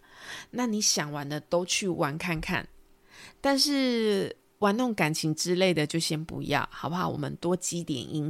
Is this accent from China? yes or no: no; Taiwan; accent: Taiwanese Mandarin; 我是不是又台湾国语了？